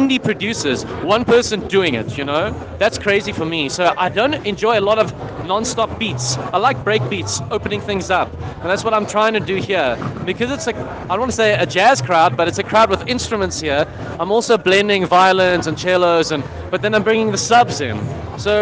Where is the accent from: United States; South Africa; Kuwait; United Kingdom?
South Africa; as a South African